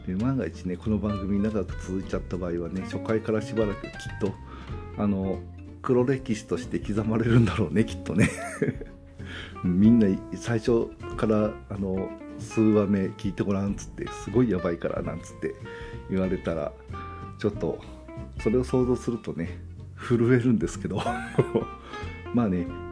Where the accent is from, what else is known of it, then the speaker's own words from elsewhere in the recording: Nagoya, Aichi, Japan; accent: Nagoya-ben; also born or lived in Hokkaido; 住んでるところは、えー、東海地方愛知県ですね、えー、なんで名古屋弁はネイティブです